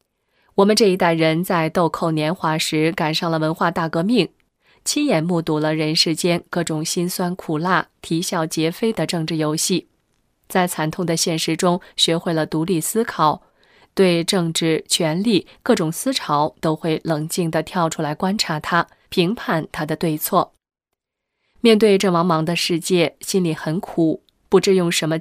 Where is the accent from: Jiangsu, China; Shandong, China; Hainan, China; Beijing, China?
Beijing, China; 我小时候在北京郊区的农村住过几年，关于佛道神及鬼的概念，都是坐在小板凳上听老太太们讲故事得来的。